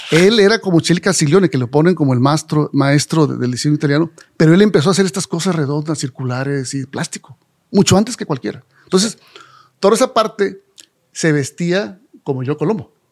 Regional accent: Monterrey, Nuevo León, Mexico; yo nací aquí en Monterrey.

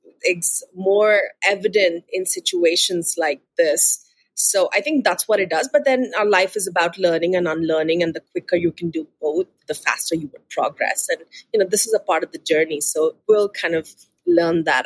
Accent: Bangalore, Karnataka, India; moved away as an adult; also born or lived in Sydney, Australia; I'm born and raised in Bangalore. It's the city in the southern part of India.

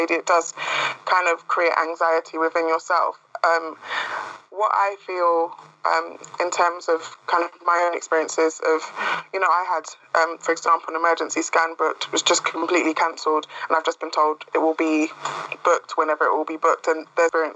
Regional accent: London, United Kingdom; I'm from Brent. I've lived in Brent for the past 22 years.

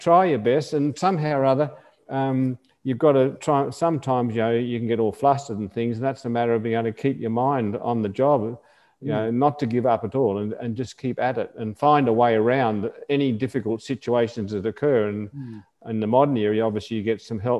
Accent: Australia; as an Australian, we used to get sent away

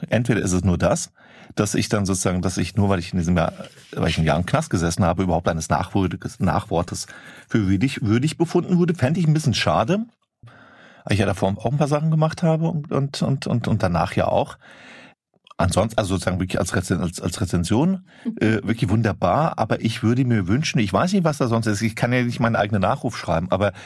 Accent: Flörsheim am Main, Hesse, Germany; die Stadt, wo ich aufgewachsen bin, Klein, äh, Flörsheim am Main, bei Rüsselsheim, Opel

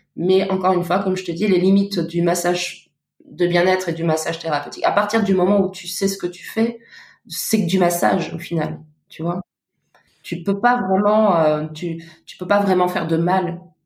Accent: Luxembourg; moved away as an adult; now in Paris, France; je viens du Luxembourg et je suis arrivée à Paris il y a il sept ans

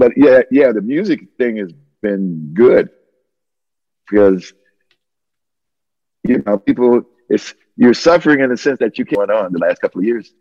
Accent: Detroit, Michigan, United States; I'm born and raised in Detroit

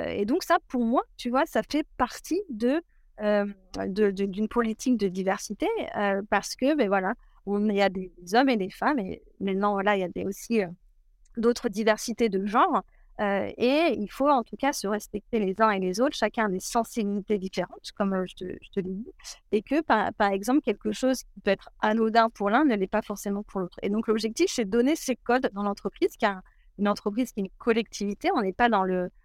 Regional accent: a small village near Cognac, Nouvelle-Aquitaine, France; je viens d'un tout petit village à côté de, Cognac, d'une famille plutôt rurale, donc grandie autour des vignes

